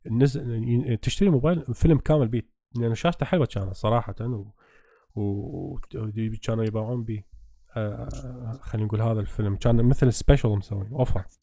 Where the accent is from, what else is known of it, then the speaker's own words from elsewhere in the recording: Iraq; احنا عراقيه